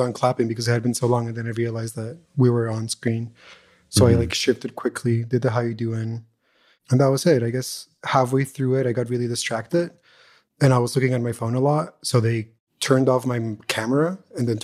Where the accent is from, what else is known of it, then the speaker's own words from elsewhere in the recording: Montreal, Quebec, Canada; I'm from Canada. And just being like, I'm from Montreal